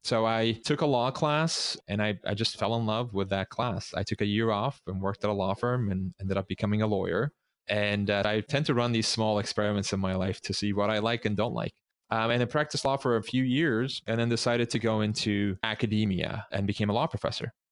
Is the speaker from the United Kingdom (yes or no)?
no; Istanbul, Turkey; moved away; I grew up in Istanbul